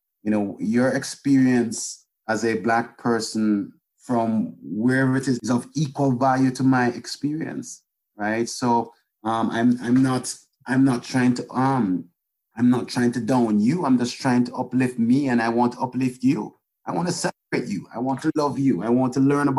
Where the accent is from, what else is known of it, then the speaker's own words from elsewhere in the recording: Miami, Florida, United States; also born or lived in Jamaica; I was born in Jamaica. And I grew up in the United States, and I grew up in this community.